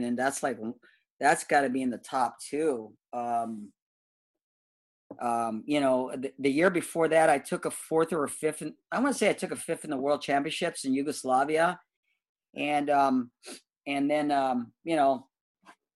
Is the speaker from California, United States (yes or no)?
yes; Southern California, United States; I'm from Southern Cal. Come on, I'm a Southern Cal boy